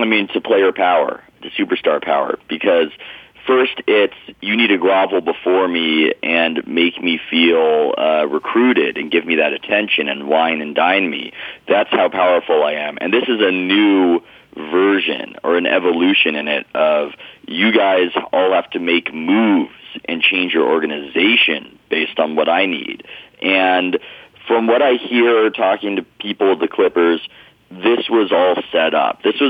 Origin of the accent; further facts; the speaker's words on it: San Diego, California, United States; I grew up in San Diego